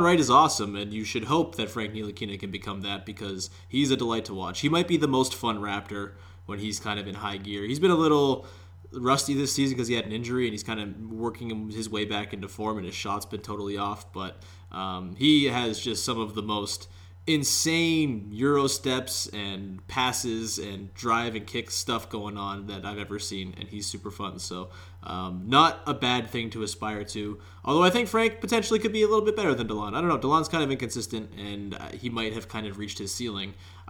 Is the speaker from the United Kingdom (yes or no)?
no; Canada; As a Canadian